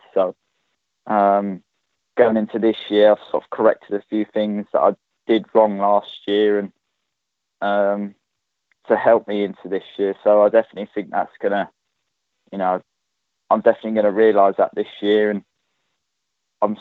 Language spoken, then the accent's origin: English; Ipswich, East of England, United Kingdom; being from Ipswich and being able to ride for my hometown club